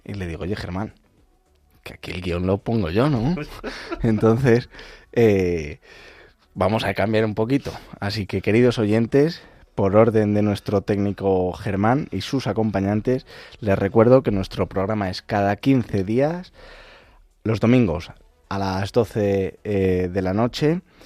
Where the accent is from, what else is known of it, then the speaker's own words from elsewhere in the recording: Castile and León, Spain; also born or lived in Madrid; estoy mitad en Madrid, mitad en Ávila, en mi pueblo